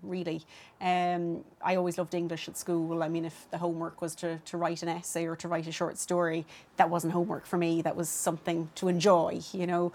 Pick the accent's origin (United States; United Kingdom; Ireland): Ireland; Dublin, Leinster; I grew up in Clondalkin, and there wasn't a whole lot going on then in Clondalkin